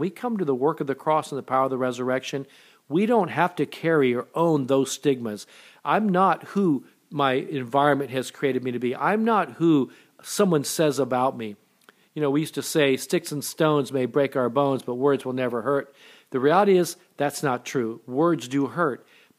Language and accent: English; Japan; born there; I was born in Japan. My mother was Japanese. My dad was in the military at the time.